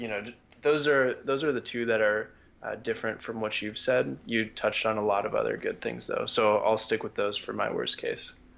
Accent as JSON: {"language": "English", "country": "United States", "said": "as an American"}